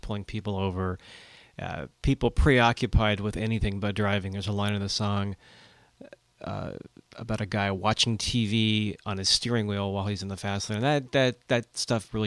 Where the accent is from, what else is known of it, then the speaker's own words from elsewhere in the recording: Watsonville, California, United States; I'm a songwriter from Watsonville, California, on the Central Coast